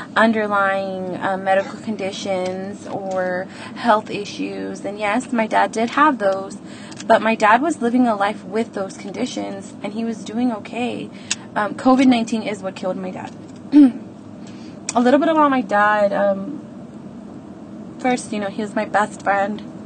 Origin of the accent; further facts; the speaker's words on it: Houston, Texas, United States; I'm 30 years old and I'm from Houston, Texas